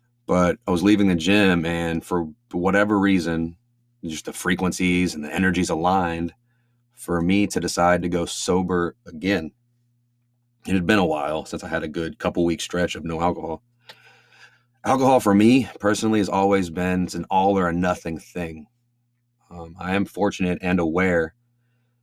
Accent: Angleton, Texas, United States; now in Houston, United States; I was living in my hometown of Angleton.

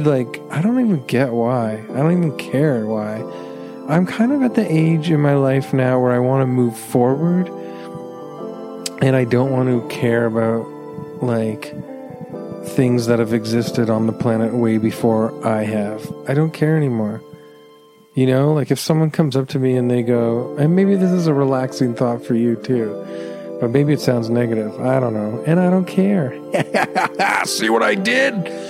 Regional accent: Canada; as a Canadian

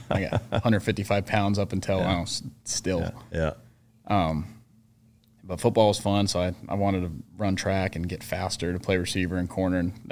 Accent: Fullerton, California, United States; now in Savannah, United States; grew up in Fullerton

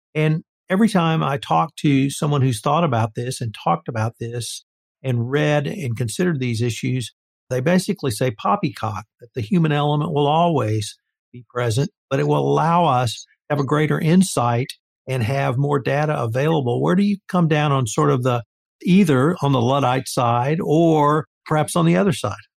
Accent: the South, United States; I'm a Southerner. I grew up in the South

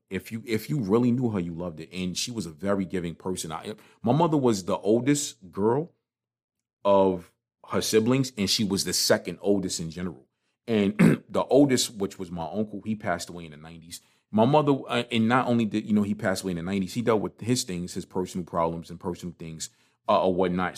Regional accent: New York City, New York, United States; I grew up in Crown Heights. I grew up right over on Crown in Schenectady, down a block from Utica Avenue

